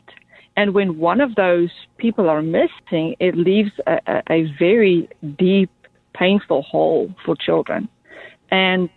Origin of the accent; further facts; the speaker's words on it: Johannesburg, Gauteng, South Africa; I was born and raised in Johannesburg, South Africa, in a single-parent family home